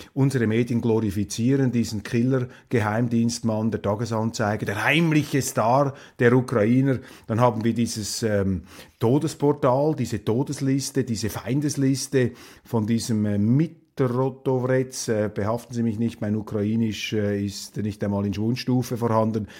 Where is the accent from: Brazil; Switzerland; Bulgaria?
Switzerland